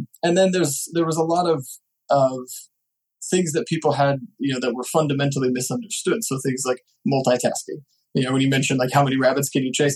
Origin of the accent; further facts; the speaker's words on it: Nebraska, United States; So I'm from Nebraska.